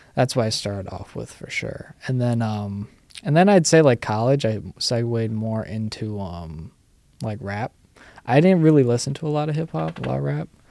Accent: New York City, New York, United States; I grew up in the city, still live in the city, technically

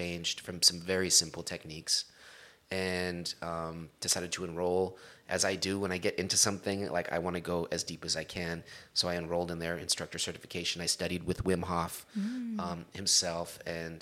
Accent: Long Beach, California, United States; accent: Long Beach street; I am from Long Beach, California, born and raised

